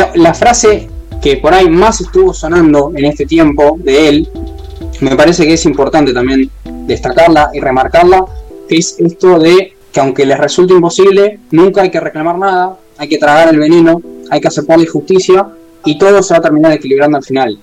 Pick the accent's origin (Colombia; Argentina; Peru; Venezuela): Argentina; somos todos argentinos